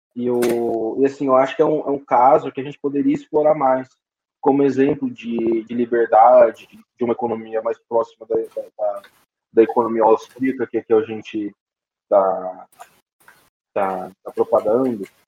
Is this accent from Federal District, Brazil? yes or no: no; Presidente Venceslau, São Paulo, Brazil; na cidade de onde eu sou natural, presidente Venceslau